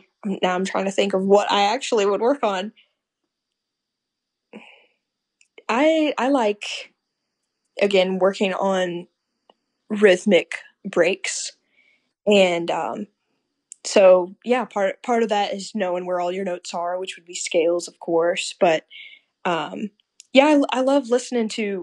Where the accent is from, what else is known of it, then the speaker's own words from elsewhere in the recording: Missouri, United States; I'm from Missouri